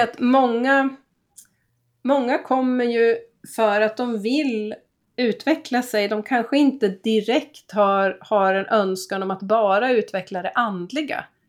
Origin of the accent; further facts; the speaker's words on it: Gävle, Gävleborg County, Sweden; now in Skåne, Sweden; jag är ju född i Gävle, det är också en kuststad